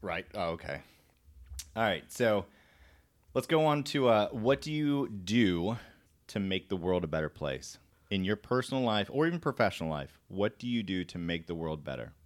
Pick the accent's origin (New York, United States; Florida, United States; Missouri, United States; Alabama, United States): Florida, United States; moved away; also born or lived in Korea; I'm from Florida